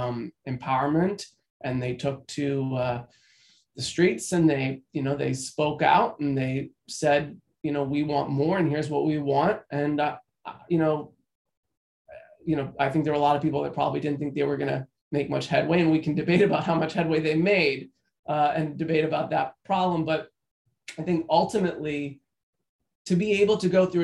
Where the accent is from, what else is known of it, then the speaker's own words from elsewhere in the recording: Florida, United States; I grew up in Florida in the 90s